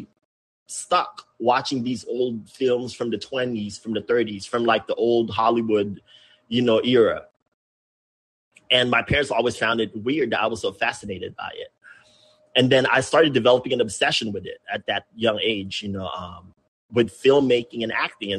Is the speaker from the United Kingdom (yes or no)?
no; Philippines; moved away as an adult; now in San Diego, United States; growing up in the Philippines